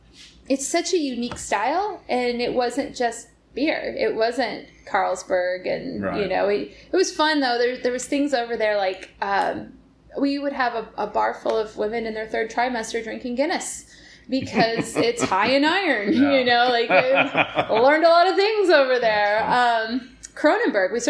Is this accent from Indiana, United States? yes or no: yes; Northwest Indiana, United States; also born or lived in Bloomington, Indiana; now in San Diego, United States; I'm from Northwest Indiana originally outside Chicago